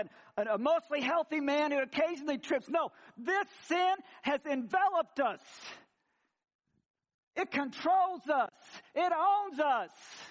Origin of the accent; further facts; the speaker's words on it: Missouri, United States; I grew up in Missouri and hillbilly redneck